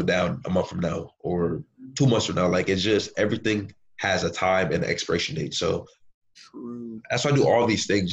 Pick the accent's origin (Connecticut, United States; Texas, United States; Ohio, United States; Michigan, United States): Connecticut, United States; Bridgeport; growing up in Connecticut in Bridgeport